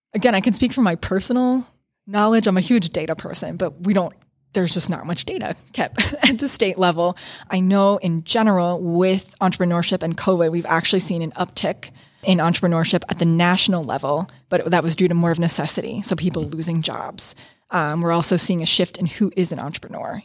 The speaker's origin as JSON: {"language": "English", "town": "New Kensington", "region": "Pennsylvania", "country": "United States", "tie": "born or raised there", "also_born_or_lived": "Pittsburgh, Pennsylvania", "moved": "as an adult", "lives_now": "Rochester, United States", "said": "my hometown in New Kensington, Pennsylvania"}